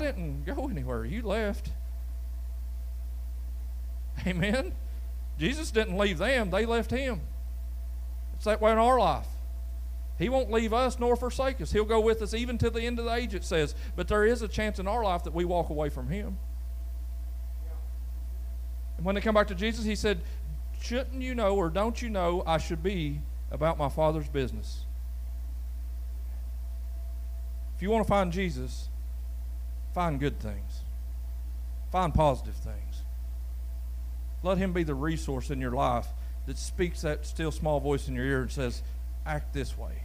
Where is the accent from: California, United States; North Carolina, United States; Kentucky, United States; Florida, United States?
Kentucky, United States; Brawley Creek; growing up on Brawley Creek that was gravel